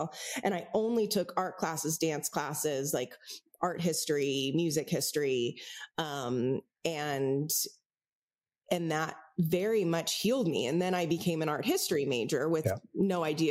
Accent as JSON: {"language": "English", "town": "San Francisco", "region": "California", "country": "United States", "tie": "born or raised there", "said": "I grew up in San Francisco."}